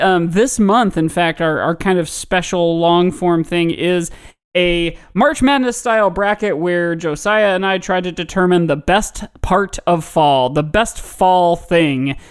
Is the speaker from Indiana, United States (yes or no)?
yes; Indiana, United States; my home state of Indiana